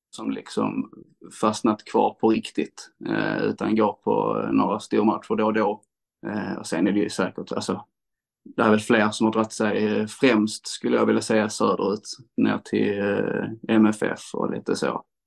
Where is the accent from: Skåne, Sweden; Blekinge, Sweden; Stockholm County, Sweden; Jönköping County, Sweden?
Skåne, Sweden; Landskrona; jag är uppvuxen i Landskrona och eh, bott mesta delen av mitt liv i Landskrona.